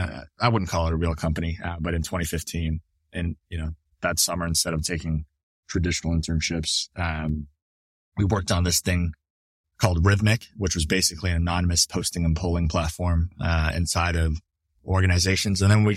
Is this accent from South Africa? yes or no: no; Canada; now in United States; you know, as a Canadian, I needed to actually go to a place that would sponsor my visa.